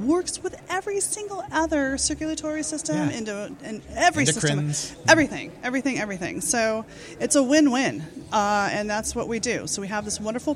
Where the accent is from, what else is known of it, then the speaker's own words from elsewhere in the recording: Orange County, Southern California, United States; I was born and raised in Southern California, so very conservative